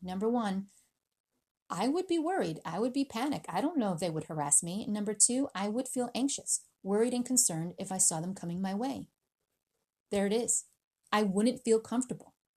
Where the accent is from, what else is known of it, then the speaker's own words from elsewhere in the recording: United States; also born or lived in Philippines; I was born in the Philippines. I was raised in America.